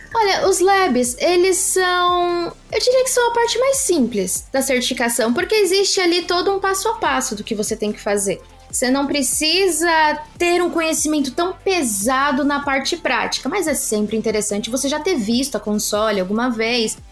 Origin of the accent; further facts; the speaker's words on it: Brazil; nós somos brasileiros, não nascemos falando inglês